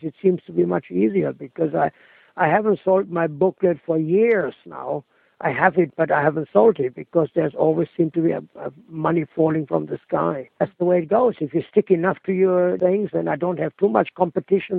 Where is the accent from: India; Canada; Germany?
Germany; moved away as an adult; never been back in my hometown, although I've been back in Germany now